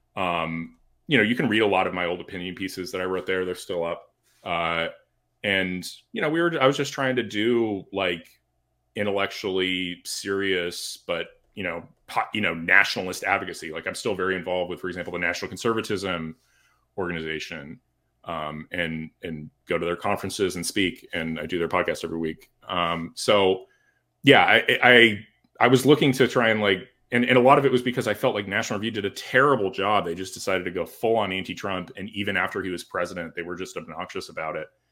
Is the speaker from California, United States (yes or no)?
yes; California, United States; moved away as an adult; also born or lived in Washington, D.C.; now in Florida, United States; born and raised in California